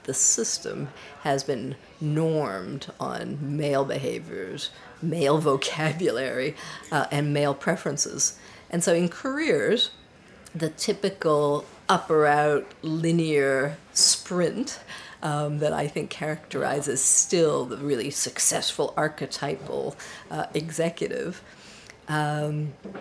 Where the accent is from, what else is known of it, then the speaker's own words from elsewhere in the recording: Canada; moved away as an adult; also born or lived in Paris, France; I was born in Canada of a French mother and a Swiss father. I grew up in Canada and became a computer programmer